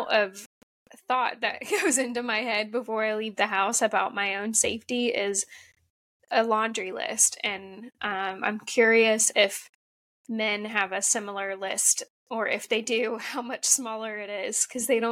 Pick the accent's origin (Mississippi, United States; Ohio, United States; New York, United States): Ohio, United States; also born or lived in San Diego, California; now in California, United States; I grew up in Ohio, kind of small town, like Midwest, sheltered a little bit